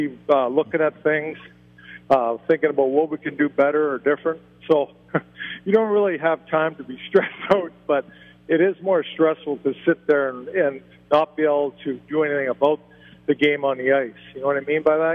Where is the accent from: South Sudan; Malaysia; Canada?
Canada; now in New Hope, United States; my hometown up in Canada